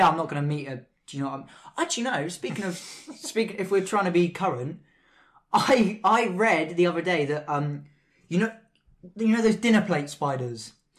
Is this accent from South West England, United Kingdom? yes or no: no; Southampton, South East England, United Kingdom; Well, I'm from Southampton.